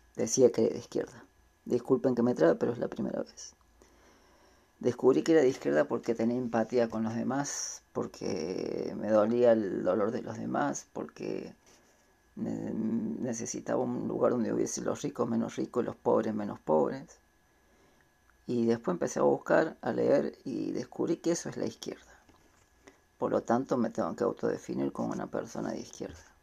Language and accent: Spanish; Córdoba, Argentina; soy de Córdoba, capital